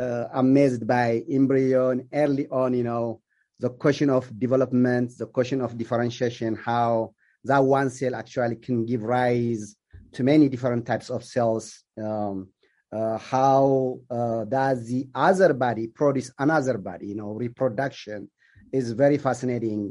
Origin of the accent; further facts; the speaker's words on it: Ethiopia; also born or lived in Kenya / Illinois / Georgia; now in United States; I am originally from Ethiopia, so I came here as an immigrant